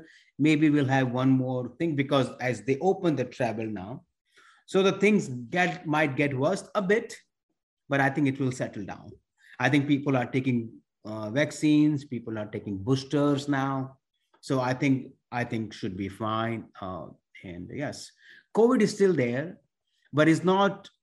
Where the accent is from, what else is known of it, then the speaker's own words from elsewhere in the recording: Mumbai, Maharashtra, India; moved away; I was born and raised in India, which is the part is called Mumbai, which is used to call Bombay before